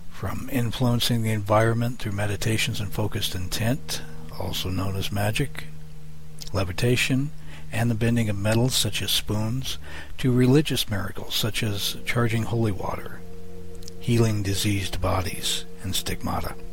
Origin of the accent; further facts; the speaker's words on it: Ireland; I'm a druid from Ireland